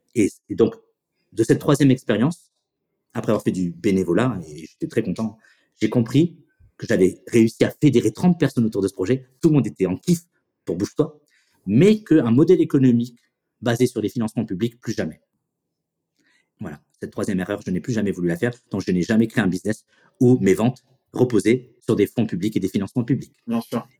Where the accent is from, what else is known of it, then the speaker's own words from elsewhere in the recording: Chennevières-sur-Marne, Île-de-France, France; je viens du lycée Champlain de Chenevière